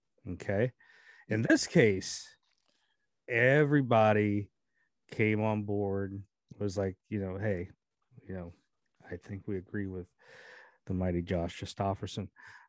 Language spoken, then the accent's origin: English; California, United States; Lance Rushing, him and I both had the same 1 and 2, just flipped around growing up in California